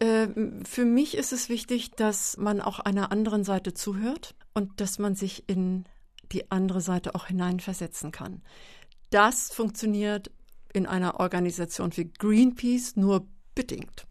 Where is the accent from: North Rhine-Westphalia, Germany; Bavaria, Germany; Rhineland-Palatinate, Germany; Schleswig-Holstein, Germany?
Schleswig-Holstein, Germany; Meldorf; moved away; Aus Schleswig-Holstein und zwar von der Westküste aus dem Kreis Dithmarschen. Und das ist ähm, ein flaches Land, Marschland. Der Deich ist ganz nah gewesen. Und das Haus, in dem ich groß geworden bin